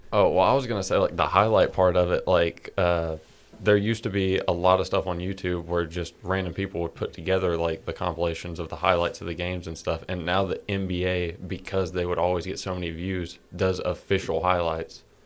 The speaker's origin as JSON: {"language": "English", "region": "Georgia", "country": "United States", "said": "we're from Georgia"}